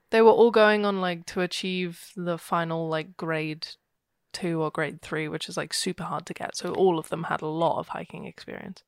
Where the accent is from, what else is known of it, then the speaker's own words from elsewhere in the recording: United Kingdom; I'm horribly British.